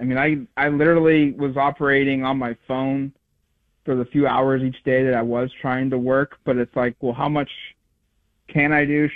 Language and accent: English; Eugene, Oregon, United States; I grew up in Eugene.